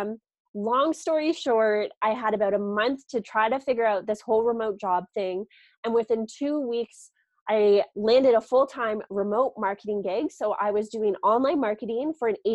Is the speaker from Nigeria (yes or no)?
no; Canada; moved away as an adult; also born or lived in Toronto; I'm originally from Canada